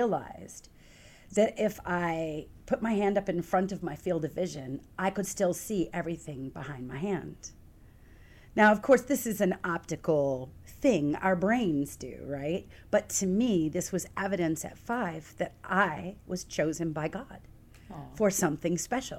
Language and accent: English; Texas, United States; moved away as an adult; also born or lived in Lake Charles, Louisiana; now in Rochester, United States; when I was 2, my family moved to Texas. I spent 21 years in Texas